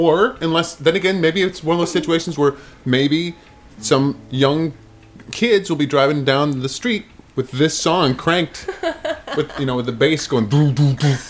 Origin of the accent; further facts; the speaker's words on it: Midwest, United States; moved away as an adult; now in New York, United States; I grew up in the Midwest.